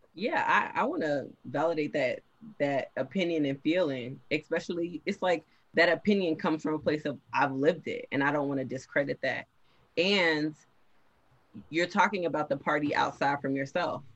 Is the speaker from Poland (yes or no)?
no; Miami, Florida, United States; I am from Miami, Florida. That's important to note. That's a huge part of my identity.